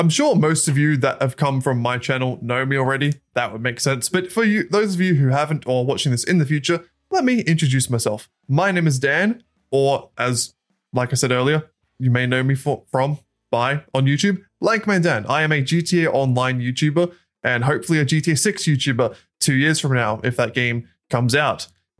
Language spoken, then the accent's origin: English; Australia; I think one of the biggest dynamics is that I'm Australian. … is American, so that's going to be a little bit of a back and forth there.